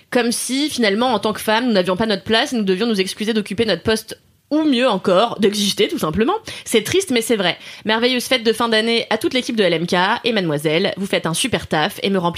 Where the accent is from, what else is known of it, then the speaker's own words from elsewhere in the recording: Nantes, Pays de la Loire, France; je viens de Nantes